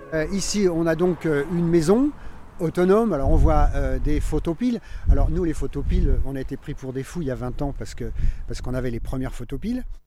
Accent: Paris, Île-de-France, France; moved away as an adult; on est parisien d'origine, euh, Paris 14e et 15e arrondissement

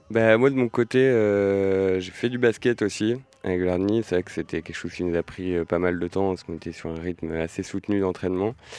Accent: La Roche-sur-Yon, Pays de la Loire, France; now in Nantes, France; originaire de La Roche-sur-Yon aussi

